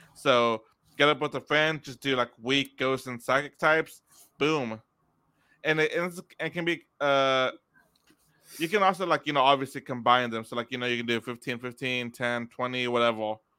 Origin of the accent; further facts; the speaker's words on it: Texas, United States; we're from Texas